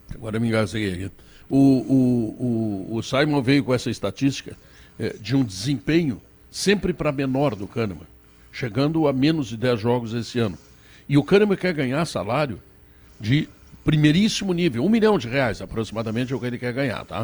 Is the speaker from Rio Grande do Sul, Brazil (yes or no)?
yes; Rio Grande do Sul, Brazil; É o nosso Rio Grande este é o meu Rio Grande